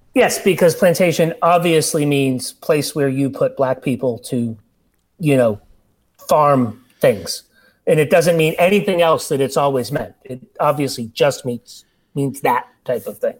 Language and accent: English; Lowell, Massachusetts, United States; moved away; my hometown newspaper, the Lowell Sun